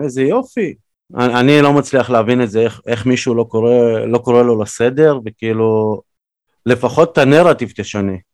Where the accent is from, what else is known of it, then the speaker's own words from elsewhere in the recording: Ukraine; also born or lived in Belarus; now in Israel; כי גדלתי באוקראינה